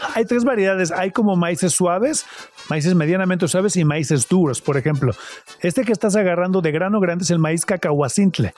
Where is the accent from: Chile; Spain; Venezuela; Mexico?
Mexico; Cuautla, Morelos; nací en Cuautla, Morelos